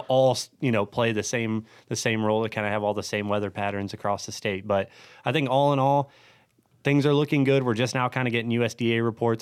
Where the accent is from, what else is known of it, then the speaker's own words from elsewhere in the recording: Ohio, United States; I'm born and raised in Ohio